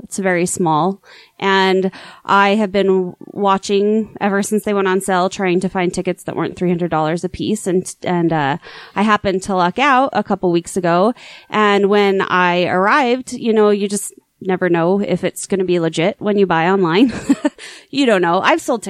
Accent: Bountiful, Utah, United States; I grew up in Bountiful.

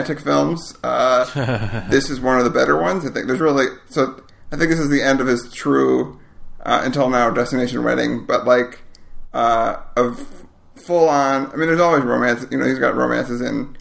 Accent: Madison, Wisconsin, United States; Madison, Wisconsin, which is my hometown

